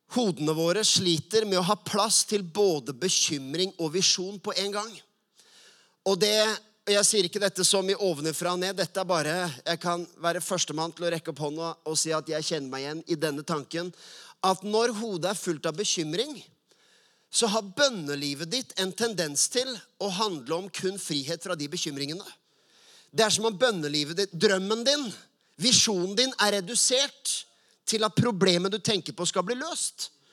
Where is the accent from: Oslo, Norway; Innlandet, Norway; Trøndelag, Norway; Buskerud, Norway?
Oslo, Norway; Jeg vokste opp på Furuset og Lindeberg